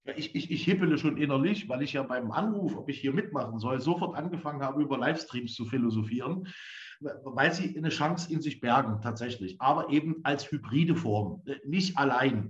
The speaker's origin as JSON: {"language": "German", "town": "Leipzig", "region": "Saxony", "country": "Germany", "said": "als Leipziger"}